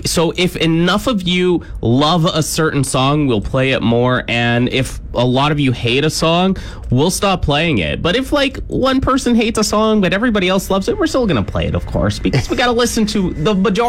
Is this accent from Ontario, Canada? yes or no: yes; Kitchener, Ontario, Canada; now in Saskatchewan, Canada; Kitchener, Waterloo, my hometown, represent at number five.